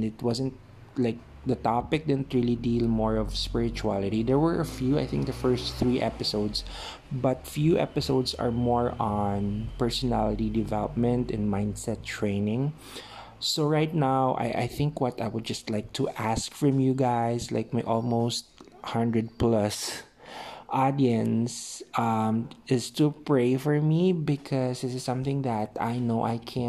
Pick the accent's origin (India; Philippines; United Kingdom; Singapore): Philippines; I'm from the Philippines